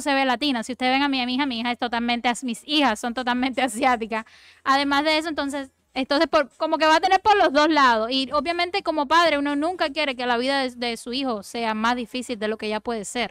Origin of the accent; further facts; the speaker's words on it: Cuba; Yo soy cubana